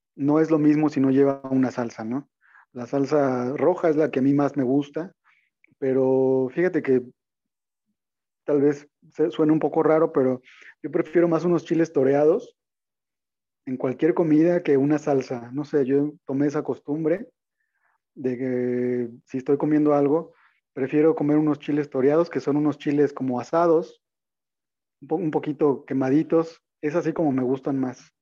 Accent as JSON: {"language": "Spanish", "country": "Mexico", "said": "uno como mexicano"}